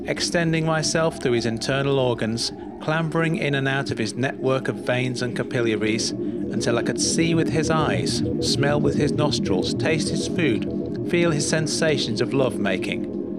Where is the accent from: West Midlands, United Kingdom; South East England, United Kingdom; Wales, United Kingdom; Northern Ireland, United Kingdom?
Northern Ireland, United Kingdom; Belfast; moved away; I don't have many friends or a girlfriend or a family around me because my family is in Belfast. I moved over from Belfast for the change and the work.